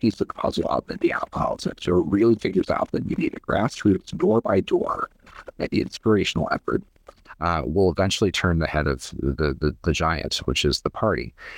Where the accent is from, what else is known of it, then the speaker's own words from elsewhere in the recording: Ohio, United States; You know, I grew up in Ohio in the 1990s.